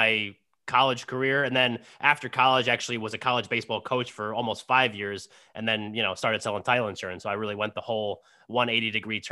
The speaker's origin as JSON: {"language": "English", "region": "New Jersey", "country": "United States", "said": "I'm from Jersey, obviously, but played with a team in DC that summer before my senior year."}